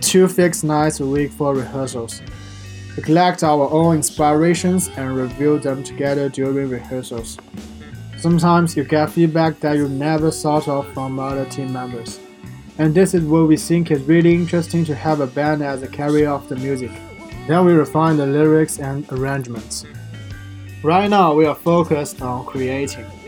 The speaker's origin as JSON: {"language": "English", "region": "Shanghai", "country": "China", "moved": "yes", "lives_now": "Xi'an, China", "said": "None of us local from Xi'an, but we choose to stay here after graduation. I'm from Shanghai."}